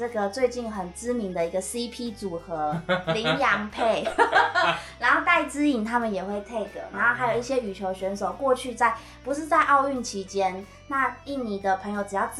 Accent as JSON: {"language": "Chinese", "country": "Taiwan", "said": "吸引到国外的选手来我们台湾这边训练。"}